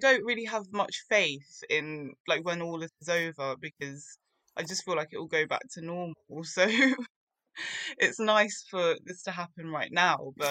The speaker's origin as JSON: {"language": "English", "region": "London", "country": "United Kingdom", "tie": "born or raised there", "said": "I grew up in London"}